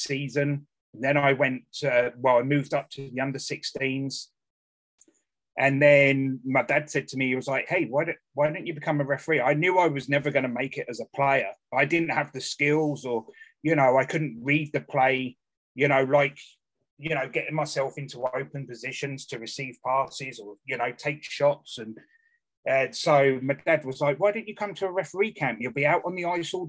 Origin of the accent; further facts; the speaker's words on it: Bracknell, South East England, United Kingdom; also born or lived in Surrey; I grew up in Bracknell, obviously, when I was a lot younger.